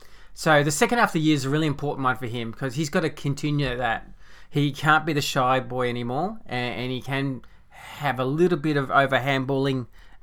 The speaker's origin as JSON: {"language": "English", "country": "Canada", "said": "I'm Canadian. Yeah, with my Canadian."}